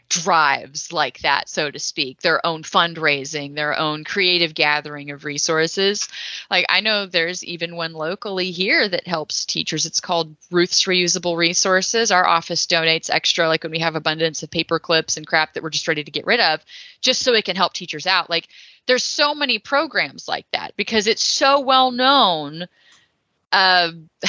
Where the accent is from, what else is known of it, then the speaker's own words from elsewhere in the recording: Texas, United States; I'm from Texas